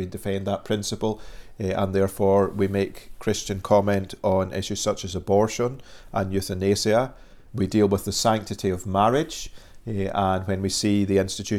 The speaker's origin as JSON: {"language": "English", "town": "Dundee", "region": "Scotland", "country": "United Kingdom", "moved": "as an adult", "lives_now": "Northern Ireland, United Kingdom", "said": "if people are wondering about the accent, originally I come from Dundee on the east coast of Scotland."}